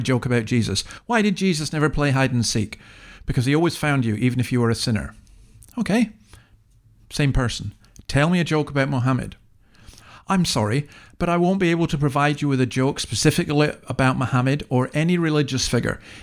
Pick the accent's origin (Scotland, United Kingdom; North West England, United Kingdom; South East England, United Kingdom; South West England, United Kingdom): Scotland, United Kingdom; now in Australia; I'm from an English-speaking country, just Scotland. I live in another English-speaking country, Australia